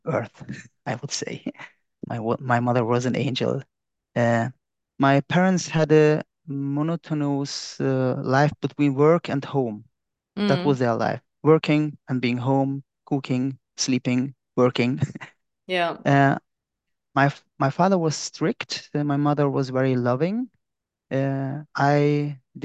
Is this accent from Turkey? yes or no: yes; Iskenderun, Hatay, Turkey; now in Hamburg, Germany; I was born in Turkey in Iskenderun